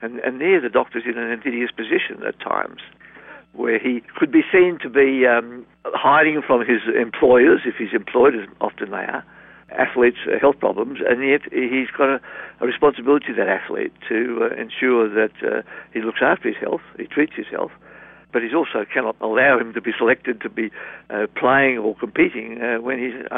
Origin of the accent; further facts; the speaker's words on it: Perth, Western Australia, Australia; I'm from Perth, Western Australia